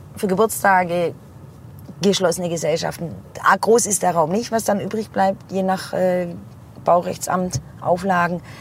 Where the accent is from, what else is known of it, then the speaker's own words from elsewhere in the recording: Heilbronn, Baden-Württemberg, Germany; in die Frankfurter Straße, wo ich aufgewachsen bin